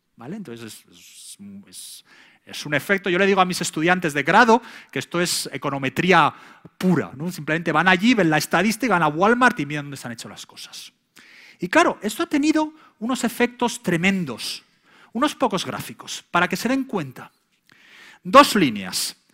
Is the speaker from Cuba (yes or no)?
no; Spain; now in United States; en España en aquella época